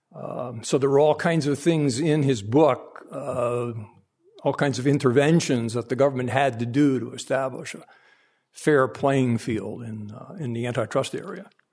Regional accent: Hartford, Connecticut, United States; I was born in the North End of Hartford, Connecticut, in late nineteen forty.

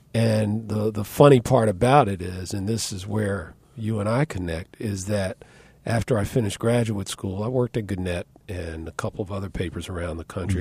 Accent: Washington, District of Columbia, United States; also born or lived in Oxford / New York area; now in New York, United States; I'm originally from Washington and, uh, the Washington area, I should say, born and raised in D C

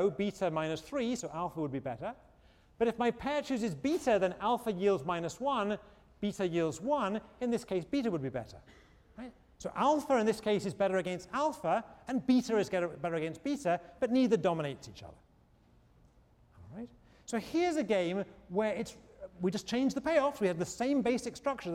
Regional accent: England, United Kingdom; moved away as an adult; when I was a kid growing up in England

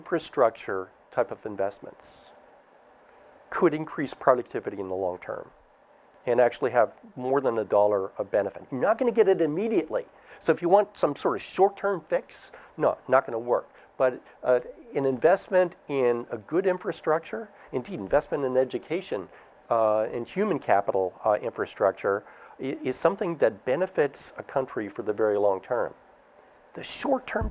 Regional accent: Canada; now in United States; I'm Canadian.

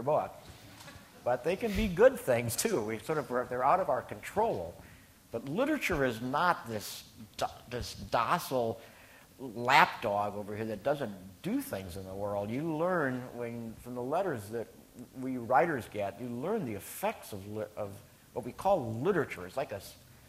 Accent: Minnesota, United States; my home state, Minnesota

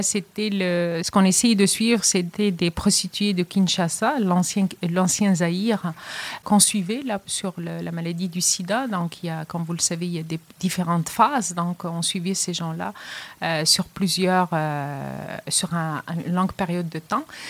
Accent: Casablanca, Casablanca-Settat, Morocco; moved away as an adult; also born or lived in Rennes, France / Montreal, Canada / Quebec City, Canada; now in Trois-Rivières, Canada; je suis originaire du Maroc, je suis casablancaise d'origine

